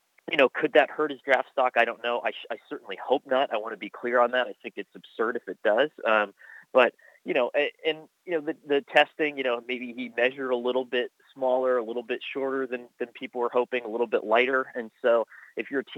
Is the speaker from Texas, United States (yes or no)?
no; Lancaster, Pennsylvania, United States; I grew up in Lancaster